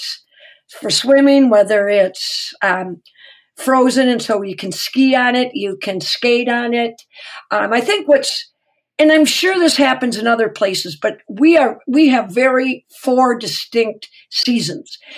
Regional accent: Minnesota, United States; I've been born, raised, lived forever in Minnesota

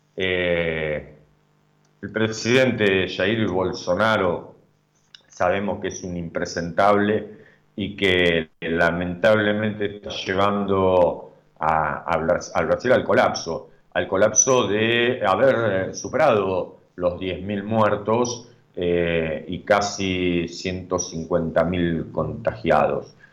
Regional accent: Argentina; nosotros como República Argentina

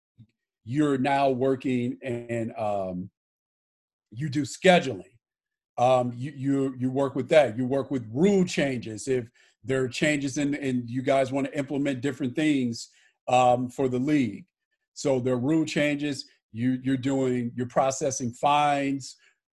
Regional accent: Los Angeles, California, United States; also born or lived in St. Louis, Missouri; I was born in St. Louis, Missouri, and grew up in Los Angeles, California

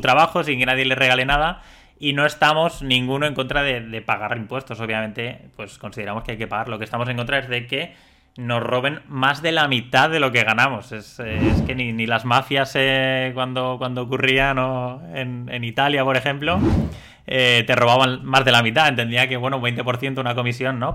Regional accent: Valencian Community, Spain; los que somos de la Comunidad Valenciana

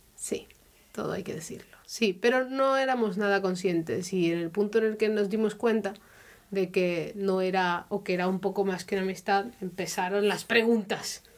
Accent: Spain; now in Germany; soy española y también llevo, pues eso, ya un tiempo viviendo en Alemania

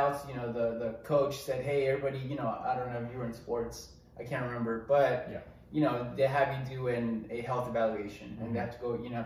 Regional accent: Mexico; moved away; I grew up in Mexico.

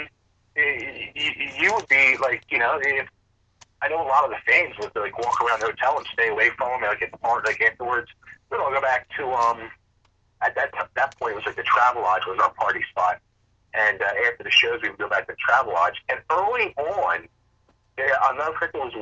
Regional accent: Upper Darby, Pennsylvania, United States; I'm originally from Upper Darby, Pennsylvania

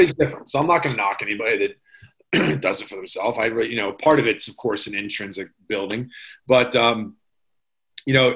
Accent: Pittsburgh, Pennsylvania, United States

